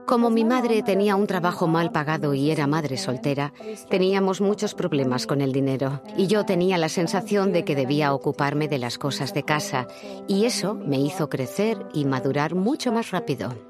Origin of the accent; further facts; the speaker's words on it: Malmö, Skåne, Sweden; born there; mis padres son de Chile, se unieron en Suecia y luego llegué yo, que nací en Malmo.